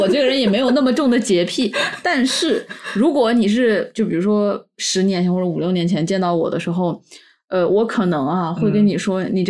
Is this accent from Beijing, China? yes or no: no; Wuhan, Hubei, China; 我们武汉人呢，算不上正宗的南方